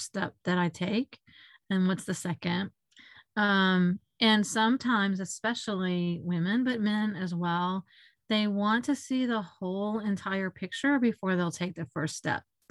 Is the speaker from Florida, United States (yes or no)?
yes; Florida, United States; also born or lived in Mississippi; I was born in Mississippi. We moved to Florida when I was young